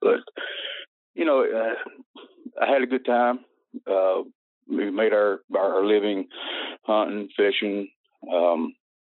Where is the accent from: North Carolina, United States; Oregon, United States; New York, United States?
North Carolina, United States; the Appalachians; moved away; Growing up in North Carolina, up in the Appalachians, poverty